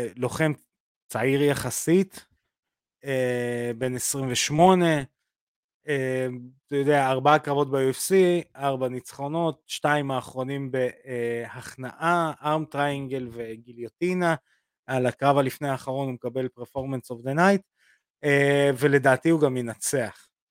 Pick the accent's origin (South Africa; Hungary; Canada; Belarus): Belarus; now in Israel; אני רוסי. אה, בלרוסיה, אבל אותו דבר